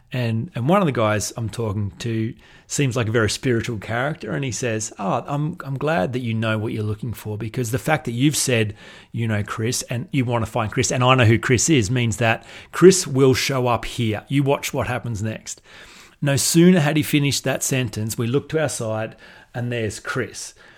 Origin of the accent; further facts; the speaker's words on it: Australia; accent: Australian drawl; I was from Australia